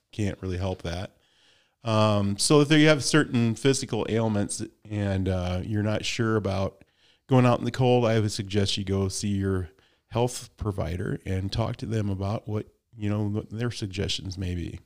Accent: Midwest, United States; I'm from the Midwest

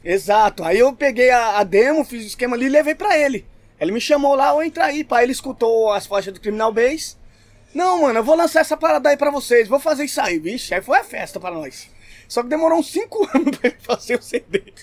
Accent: São Paulo, Brazil; also born or lived in São Mateus, São Paulo; eu morava no Ipiranga, nasci no Ipiranga

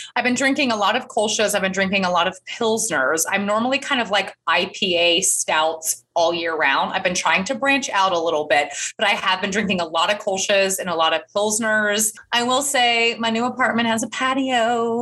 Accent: Atlanta, Georgia, United States; moved away as an adult; also born or lived in Nashville / New York; now in Chattanooga, United States; a Southern girl I'm born and raised in Atlanta, Georgia

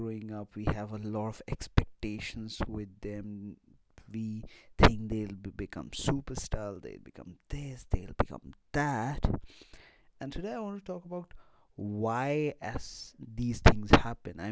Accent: India; growing up in India

